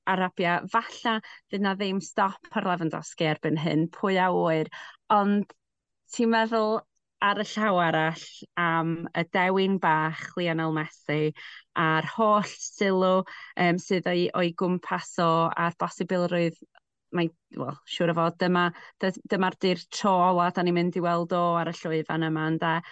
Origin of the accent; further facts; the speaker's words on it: Welsh, Wales, United Kingdom; dwi'n gwybod hawdd i mi eistedd yma fel Cymraes